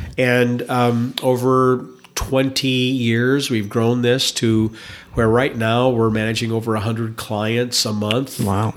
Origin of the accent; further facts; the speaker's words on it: Indiana, United States; also born or lived in Wisconsin; now in Boise, United States; I grew up in Indiana, but lived in Wisconsin for a very long time